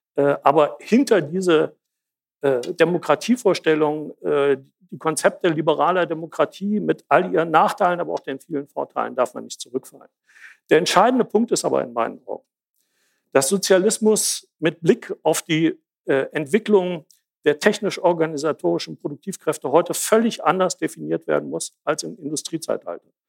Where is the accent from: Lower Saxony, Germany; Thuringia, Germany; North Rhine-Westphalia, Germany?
Thuringia, Germany; Jena; Ich komme aus Jena